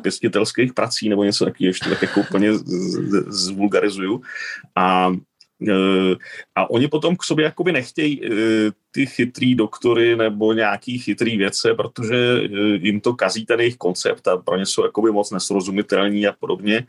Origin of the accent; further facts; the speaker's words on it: Czechia; also born or lived in Spain; now in Switzerland; jsem Čech